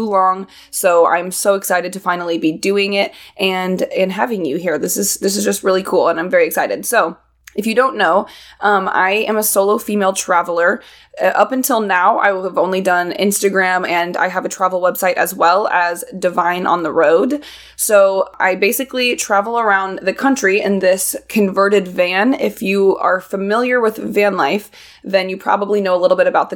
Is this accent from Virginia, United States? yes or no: no; Indianapolis, Indiana, United States; I was born and raised in Indianapolis, Indiana.